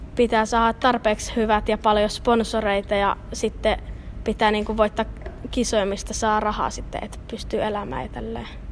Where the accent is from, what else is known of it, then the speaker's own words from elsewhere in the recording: Kuopio, North Savo, Finland; mä oon Kuopiosta